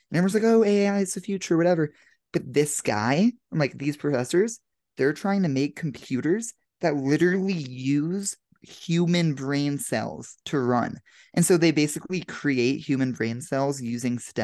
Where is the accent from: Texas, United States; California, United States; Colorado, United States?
Colorado, United States; Denver; now in Los Angeles, United States; I'm here in Denver, Colorado, back in my hometown for the weekend.